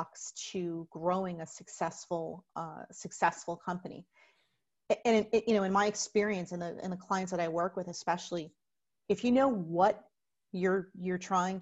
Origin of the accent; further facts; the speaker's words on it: Plainfield, New Jersey, United States; my hometown of Plainfield, New Jersey